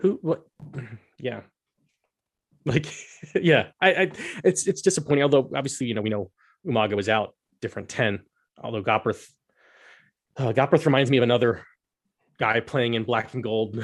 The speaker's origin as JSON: {"language": "English", "country": "United States", "said": "As an American"}